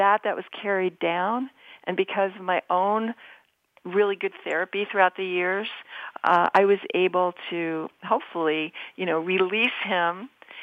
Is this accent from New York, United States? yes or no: yes; New York City, New York, United States; I grew up in New York City